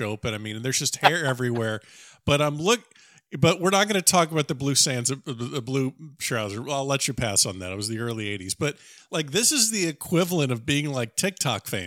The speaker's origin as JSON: {"language": "English", "region": "South Florida", "country": "United States", "said": "Me being a South Florida guy"}